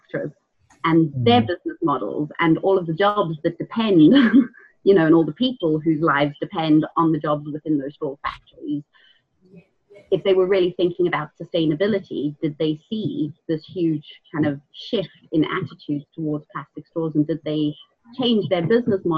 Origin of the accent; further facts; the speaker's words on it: South Africa; moved away; I grew up in South Africa.